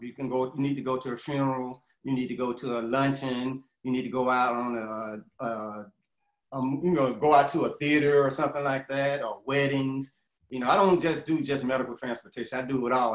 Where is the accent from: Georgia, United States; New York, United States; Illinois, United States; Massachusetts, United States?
Georgia, United States; Atlanta; I'm from Atlanta, you know, and I've been here about, uh, about 35 years now